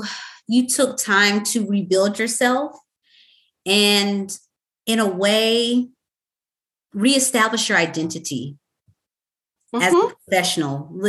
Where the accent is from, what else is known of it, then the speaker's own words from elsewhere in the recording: the South, United States; I'm from the South.